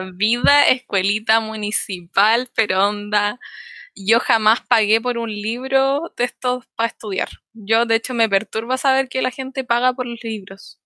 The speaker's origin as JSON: {"language": "Spanish", "town": "Los Ángeles", "region": "Biobío", "country": "Chile", "tie": "born or raised there", "also_born_or_lived": "Santiago", "moved": "as an adult", "lives_now": "Concepción, Chile", "said": "soy de Los Ángeles, nací en Los Ángeles, estudié en Los Ángeles, todo en Los Ángeles"}